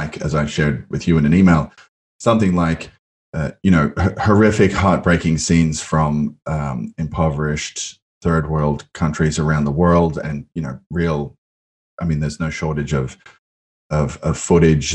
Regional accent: Australia; moved away; my home country and your sometimes other country, that being Australia

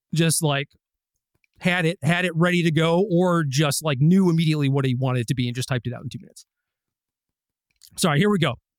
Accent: Minnesota, United States; I was born in Minnesota

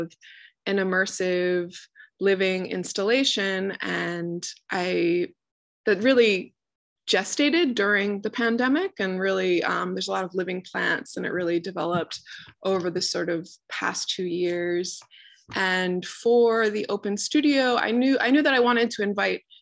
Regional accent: New Orleans, Louisiana, United States; I grew up in New Orleans

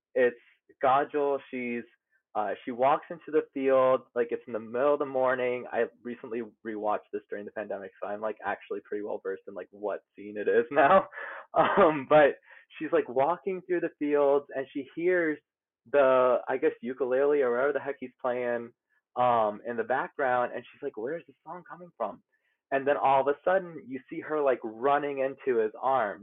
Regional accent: New Orleans, Louisiana, United States; moved away as an adult; now in New York City, United States; Originally, I'm from New Orleans, Louisiana. I moved up to New York for grad school

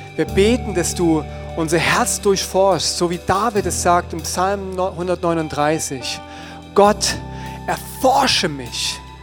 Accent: Germany; unsere Identität als Deutsche mit unserer Nazi-Vergangenheit

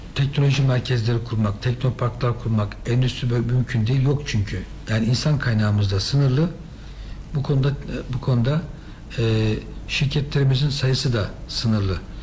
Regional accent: Düzce, Turkey; benim orası memleketim

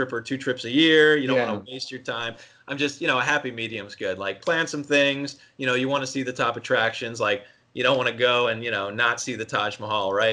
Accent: outside of Philadelphia, Pennsylvania, United States; I grew up East Coast outside of Philly

